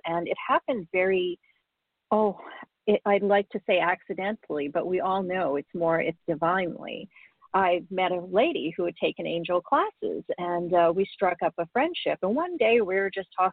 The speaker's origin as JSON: {"language": "English", "country": "Canada", "tie": "born or raised there", "also_born_or_lived": "Africa", "said": "I was born in Africa. My family immigrated to Canada when I was quite young"}